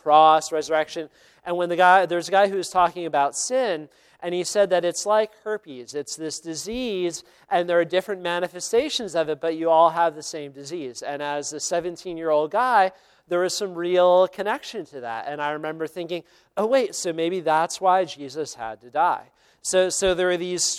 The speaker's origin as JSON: {"language": "English", "town": "Philadelphia", "region": "Pennsylvania", "country": "United States", "tie": "born or raised there", "also_born_or_lived": "Delaware", "said": "I grew up in the Philly area, went to school at the University of Delaware."}